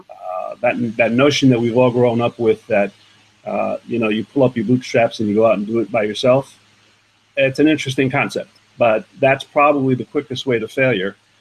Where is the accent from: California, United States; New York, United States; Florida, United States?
New York, United States; New York City; I grew up in the in the uh, borough of Manhattan, New York, on what is called the Lower East Side today